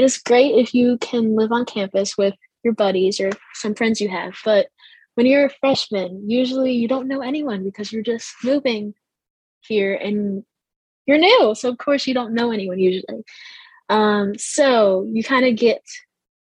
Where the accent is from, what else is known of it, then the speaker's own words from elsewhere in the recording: New York, United States; moved away as an adult; I'm from New York, so I moved here once I got accepted